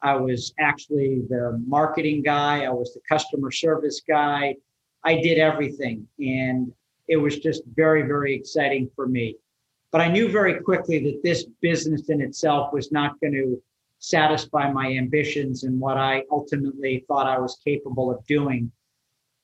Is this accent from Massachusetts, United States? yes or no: yes; Wellesley, Massachusetts, United States; I grew up in Wellesley